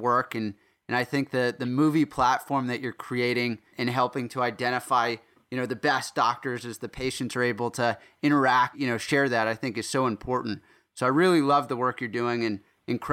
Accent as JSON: {"language": "English", "country": "South Africa", "moved": "yes", "said": "I'm actually originally from South Africa"}